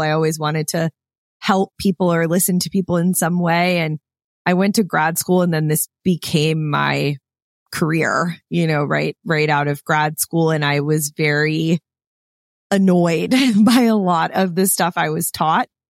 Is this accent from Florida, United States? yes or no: yes; Clearwater, Florida, United States; moved away as an adult; I grew up in Clearwater, Florida.